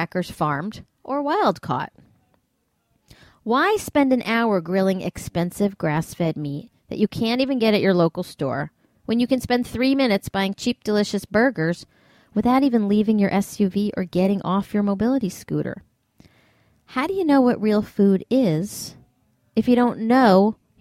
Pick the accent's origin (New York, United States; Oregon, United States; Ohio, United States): New York, United States; New York City; my hometown of New York City